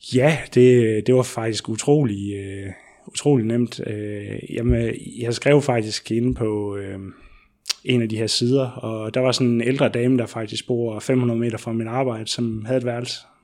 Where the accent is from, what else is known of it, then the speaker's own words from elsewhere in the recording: Southern Jutland, Southern Denmark, Denmark; now in Odense, Denmark; jeg kommer ned fra Sønderjylland